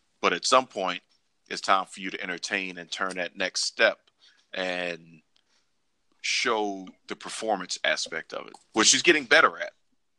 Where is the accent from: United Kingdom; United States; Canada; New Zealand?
United States; Silsbee, Texas; and I'm about to beat you down because I'm from Silsbee, Texas.